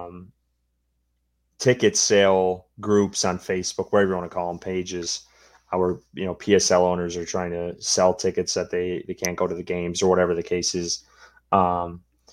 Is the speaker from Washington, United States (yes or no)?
no; Wisconsin, United States; moved away; I'm originally from Wisconsin, grew up in the early days as a Packers fan